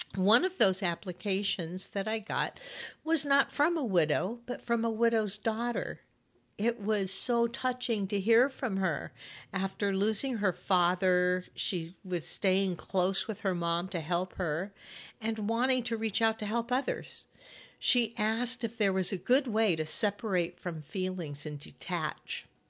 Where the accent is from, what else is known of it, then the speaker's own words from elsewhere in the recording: California, United States; moved away as an adult; now in Hudson Valley, New York, United States; I grew up in California and lived in California most of my life. And then I, I moved to New York